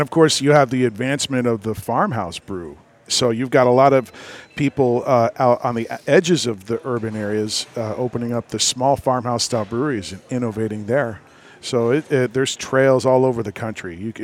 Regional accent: Tampa, Florida, United States; I grew up here in Tampa

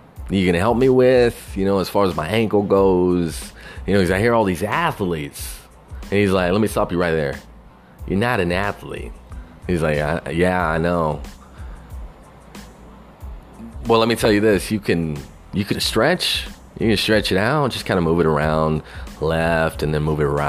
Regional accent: Texas, United States; Growing up in Texas

